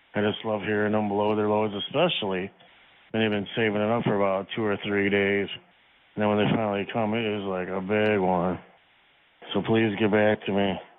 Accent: Buffalo, New York, United States; I'm from Buffalo, New York. I am 58 years old.

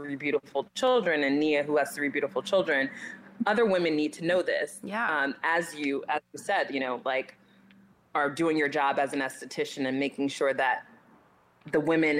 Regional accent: Newark, New Jersey, United States; I was born and raised in Newark, New Jersey

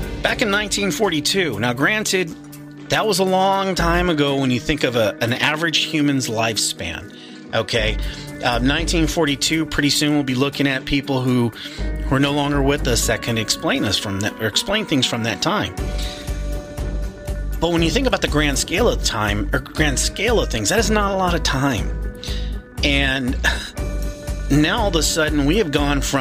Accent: Arizona, United States; I'm from Arizona

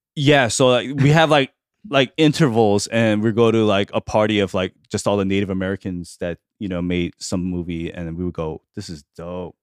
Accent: Argentina; moved away; I was born in Argentina

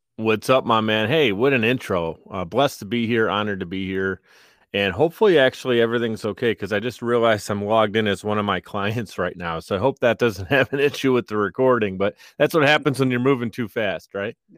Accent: Buffalo, New York, United States; I grew up in Buffalo

